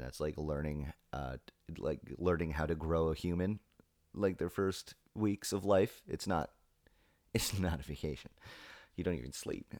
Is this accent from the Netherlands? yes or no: no; England, United Kingdom; moved away; I'm English, 'cause that's how I define myself, you know? I'm English